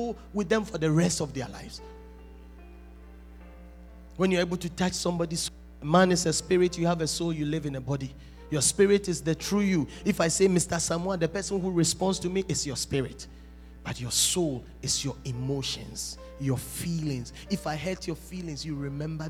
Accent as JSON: {"language": "English", "country": "Ghana", "said": "I'm a Ghanaian"}